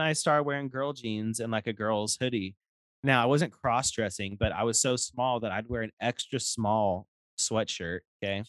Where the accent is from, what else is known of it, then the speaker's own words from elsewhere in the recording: Stockton, California, United States; also born or lived in Lodi, California; I was born and raised in Stockton, but moved to Lodi when I was pretty young. You know, like to go to like middle school